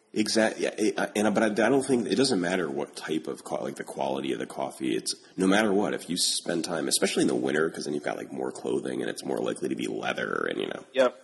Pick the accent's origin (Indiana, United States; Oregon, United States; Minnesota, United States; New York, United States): New York, United States; Albany; moved away; also born or lived in Pittsburgh; I grew up in Albany, so you know we've got a, us upstate New Yorkers have to stay together.